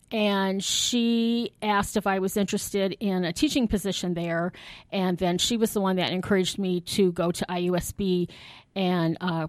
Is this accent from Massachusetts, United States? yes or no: no; South Bend, Indiana, United States; Okay, so I'm local. I was born right here in South Bend.